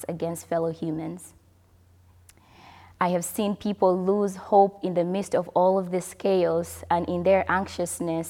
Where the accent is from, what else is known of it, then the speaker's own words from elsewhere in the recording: DR Congo; moved away; back home, I mean my home country, DR Congo